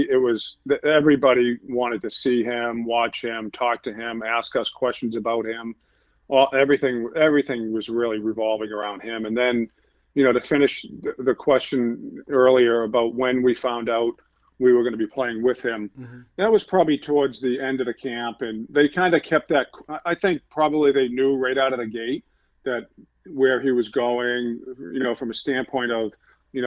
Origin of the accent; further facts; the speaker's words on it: Boston, Massachusetts, United States; also born or lived in Billerica, Massachusetts; I grew up in Boston